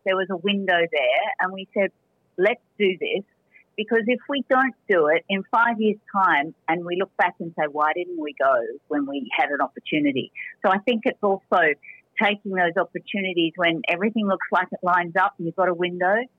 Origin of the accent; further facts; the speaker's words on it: Australia; moved away as an adult; now in Spain; as an Australian